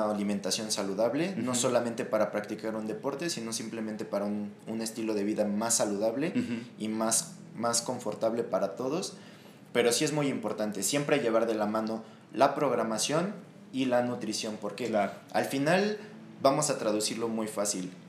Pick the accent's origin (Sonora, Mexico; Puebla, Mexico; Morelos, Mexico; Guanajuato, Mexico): Morelos, Mexico; Cuernavaca; now in Mexico City, Mexico; yo vengo de Cuernavaca, eh, estoy trabajando con gente de aquí del DF